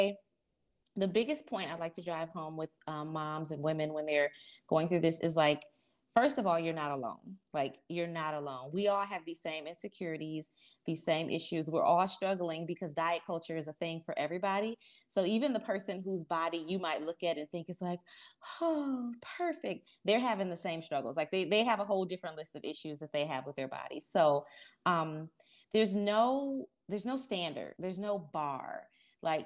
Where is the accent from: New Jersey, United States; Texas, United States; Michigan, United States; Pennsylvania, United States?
Michigan, United States; Detroit; moved away as an adult; now in Charlotte, United States; I was born and raised in Detroit, Michigan, the oldest of seven children to a single mom